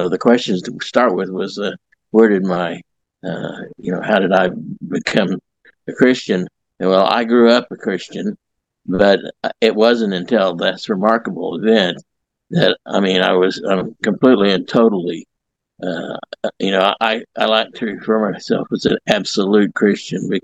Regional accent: Southeast Kansas, United States; also born or lived in Joplin, Missouri; now in Carl Junction, United States; I grew up in Southeast Kansas. I moved to Joplin in 1965

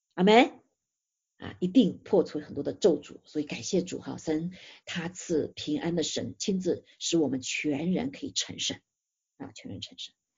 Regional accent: China; 我们中国人

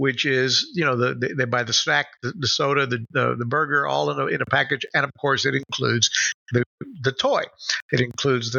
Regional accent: Puerto Rico; moved away; I grew up here in Puerto Rico, but I hadn't been back in years.

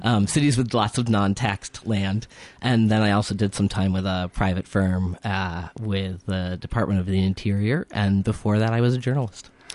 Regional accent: Hartford, Connecticut, United States; moved away as an adult; now in Northfield, United States; originally, I am from, uh, Hartford, Connecticut, the capital city of a tiny state

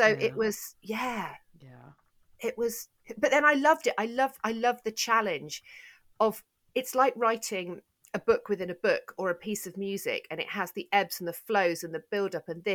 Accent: United Kingdom; I'm so British

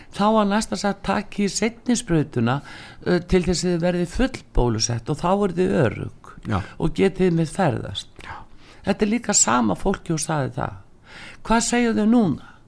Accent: Iceland

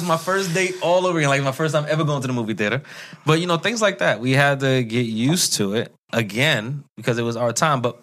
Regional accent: New York, United States; I'm a New Yorker

